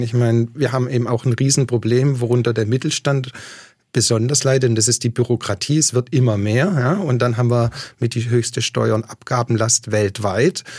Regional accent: Waiblingen, Baden-Württemberg, Germany; moved away as an adult; also born or lived in Australia; ich bin aus Weiblingen

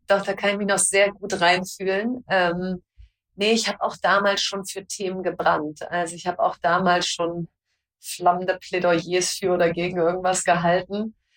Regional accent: North Rhine-Westphalia, Germany; Ich komme aus Ostwestfalen

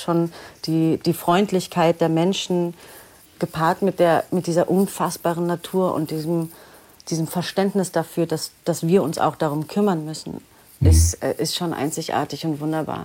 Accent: Berlin, Germany; also born or lived in New Zealand; Ich bin, genau, geboren und aufgewachsen in Berlin.

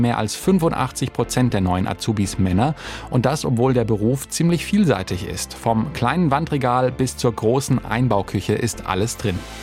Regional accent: Southern Germany, Germany; hier bei uns im Süden

